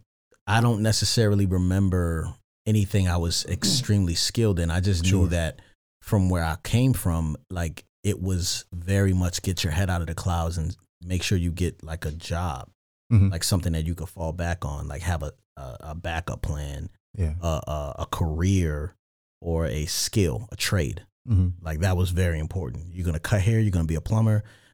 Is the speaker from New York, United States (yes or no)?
no; Randallstown, Maryland, United States; So the Baltimore County. So I'm from a town called Randallstown.